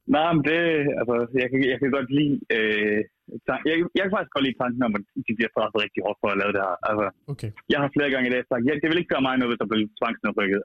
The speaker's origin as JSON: {"language": "Danish", "town": "Aarhus", "region": "Central Denmark Region", "country": "Denmark"}